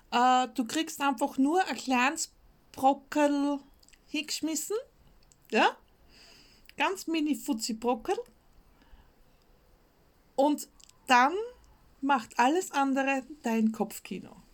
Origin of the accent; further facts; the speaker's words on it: Austria; mit meinem Österreichisch. Ähm, für mich persönlich ist ein Stuhl und ein Sessel das gleiche. Ja? Als Österreicher, das ist einfach dasselbe.